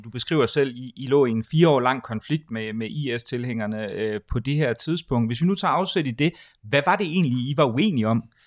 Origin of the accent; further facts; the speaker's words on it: Denmark; som, som dansker